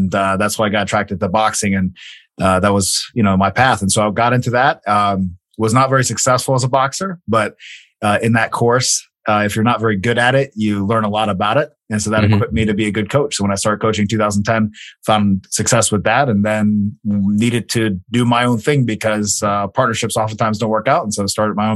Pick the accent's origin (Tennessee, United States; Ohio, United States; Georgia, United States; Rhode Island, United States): Georgia, United States; Athens; also born or lived in Mexico; I was born and raised in Athens, Georgia. Spent all my life in Athens, Georgia